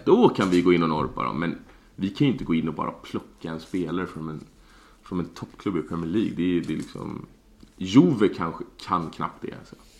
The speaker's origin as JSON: {"language": "Swedish", "country": "Sweden", "said": "vi här hemma i Sverige"}